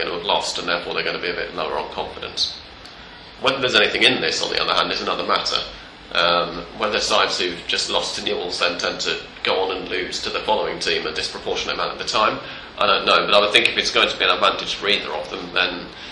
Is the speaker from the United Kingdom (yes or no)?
yes; England, United Kingdom; now in Argentina; I'm English